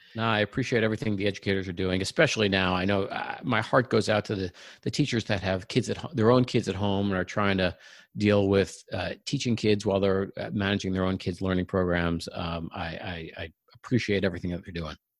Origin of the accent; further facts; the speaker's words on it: Long Island, New York, United States; moved away as an adult; now in Silicon Valley, United States; I grew up in New York, uh, on Long Island, and we're now living in Silicon Valley